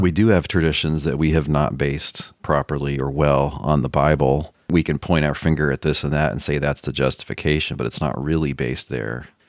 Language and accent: English; Dallas, Texas, United States; I grew up in North Dallas